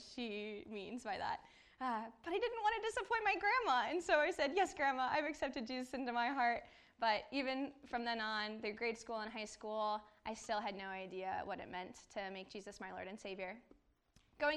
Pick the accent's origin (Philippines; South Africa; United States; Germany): United States; Westlake, Ohio; I grew up in Westlake, Ohio, not too far from here.